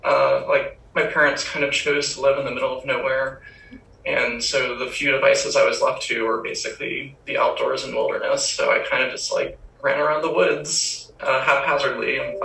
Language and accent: English; Lithia, Florida, United States; It's this little place called Bithia, Florida. It's like outside of Valrico and Brandon.